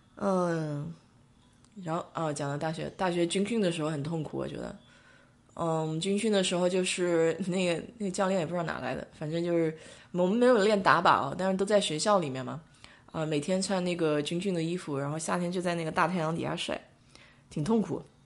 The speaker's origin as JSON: {"language": "Chinese", "town": "Nanjing", "region": "Jiangsu", "country": "China", "accent": "Nanjing dialect", "moved": "yes", "lives_now": "Israel", "said": "我们南京话就讲得就比较粗了"}